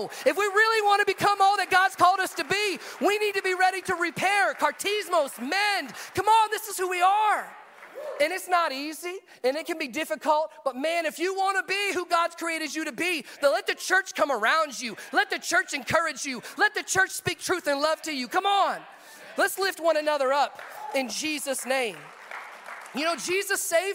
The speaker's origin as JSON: {"language": "English", "region": "the South", "country": "United States", "tie": "born or raised there", "moved": "yes", "said": "I grew up in the South"}